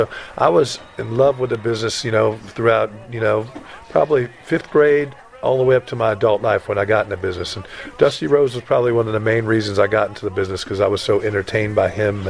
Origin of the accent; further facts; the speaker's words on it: Jacksonville, Florida, United States; I grew up in Jacksonville, Florida, so the Florida territory was huge for me growing up.